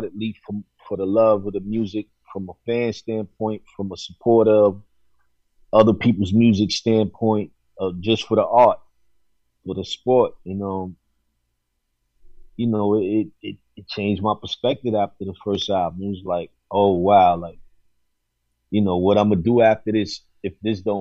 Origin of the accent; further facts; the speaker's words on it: New York City, New York, United States; moved away as an adult; growing up in New York is one thing. Being a young adult in New York, you know, during the 90s and the 2000s is another thing.